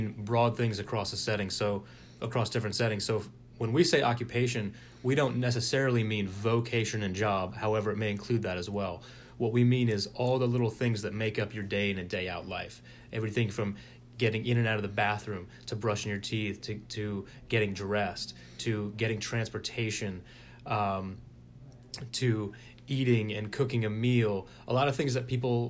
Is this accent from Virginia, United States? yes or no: yes; Springfield, Virginia, United States; now in Richmond, United States; from Springfield, Virginia, originally, and moved down here New Year's Day 2005.